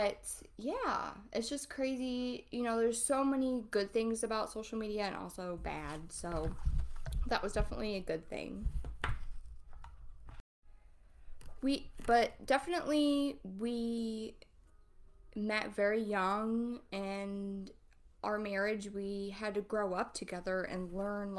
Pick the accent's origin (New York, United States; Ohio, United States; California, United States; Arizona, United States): Ohio, United States; I grew up in Ohio. I've lived here my whole life